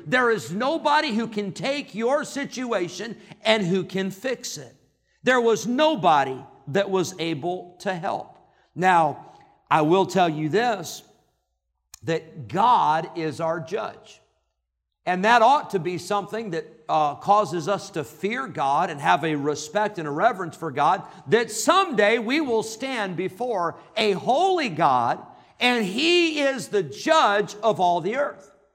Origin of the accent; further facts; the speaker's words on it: Northern Illinois, United States; moved away; I grew up in Northern Illinois. That's Yankee